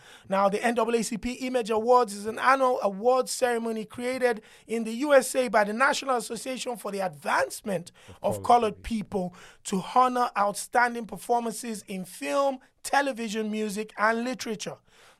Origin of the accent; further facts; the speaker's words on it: Nigeria; I grew up in Nigeria.